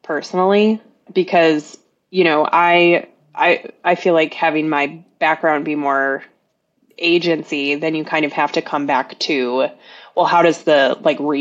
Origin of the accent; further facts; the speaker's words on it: Minnesota, United States; I'm from Minnesota